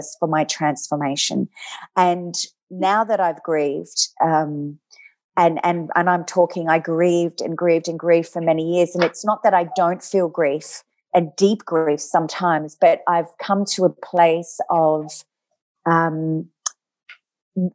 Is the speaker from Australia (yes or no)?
yes; Adelaide, South Australia, Australia; moved away; I grew up in Adelaide